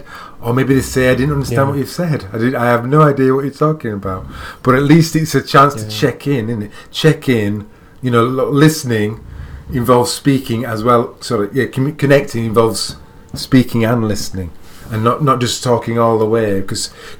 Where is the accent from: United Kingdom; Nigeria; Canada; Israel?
United Kingdom; England; I'm an English man